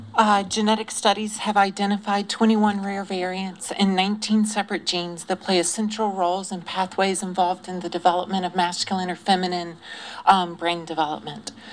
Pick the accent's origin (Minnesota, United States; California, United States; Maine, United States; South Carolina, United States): South Carolina, United States; Greenville; I grew up in Greenville, South Carolina, in a very unaccepting family